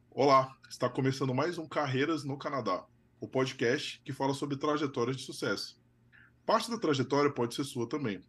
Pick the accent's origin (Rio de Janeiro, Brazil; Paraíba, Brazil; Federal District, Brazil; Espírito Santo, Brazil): Federal District, Brazil; Brasília; moved away as an adult; also born or lived in São Paulo; eu sou de Brasília